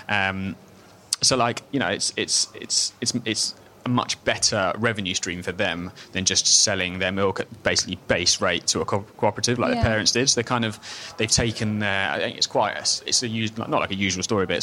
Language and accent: English; London, United Kingdom; I'm from London